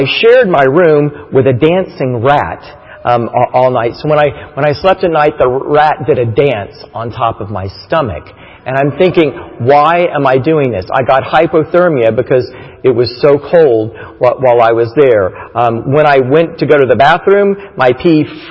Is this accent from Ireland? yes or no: no; Titusville, Florida, United States; moved away; we grew up in Titusville, Florida, near Disney World